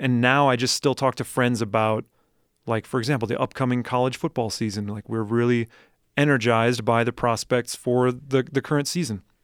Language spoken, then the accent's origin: English; Madison, Wisconsin, United States; moved away; I grew up in Madison, Wisconsin